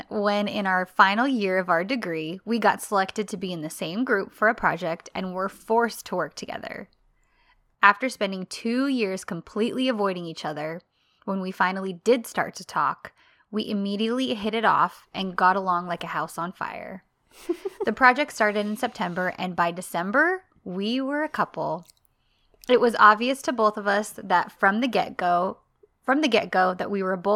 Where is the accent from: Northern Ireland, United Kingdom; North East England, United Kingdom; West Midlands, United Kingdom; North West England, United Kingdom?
Northern Ireland, United Kingdom; I grew up in North Ireland during the Troubles. For my entire childhood and teens, there was violence and conflict based around religious and cultural differences between Catholics and Protestants.